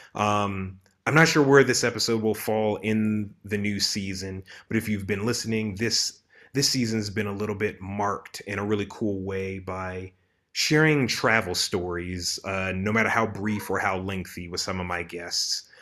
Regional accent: Maryland, United States; moved away as an adult; also born or lived in Los Angeles; now in Rwanda; I'm originally from Maryland, spent about three years in L A and now I'm in Rwanda

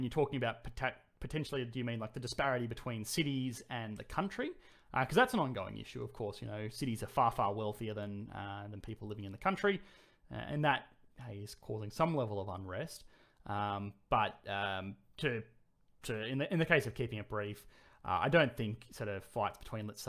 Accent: Australia; I'm Australian

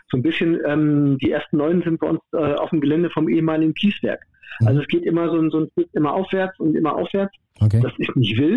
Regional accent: Cologne, North Rhine-Westphalia, Germany; ich komme aus Köln, das ist ja, ne? es gibt ja linksrheinisch, rechtsrheinisch.

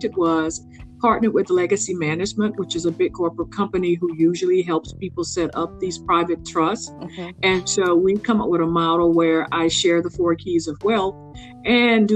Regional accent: Louisiana, United States; now in Jacksonville, United States; I grew up in Louisiana

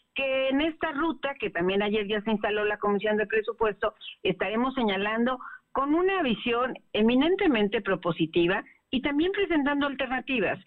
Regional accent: Puebla, Mexico; a mí como poblana y como legisladora

